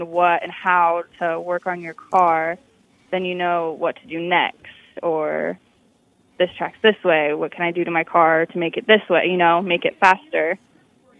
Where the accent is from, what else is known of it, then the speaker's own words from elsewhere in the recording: Mitchellville, Iowa, United States; I manage a bar and restaurant in my town that I grew up in Mitchellville